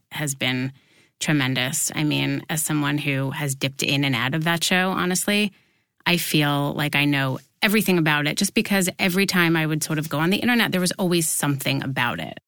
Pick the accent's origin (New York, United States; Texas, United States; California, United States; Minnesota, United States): New York, United States; I grew up here in New York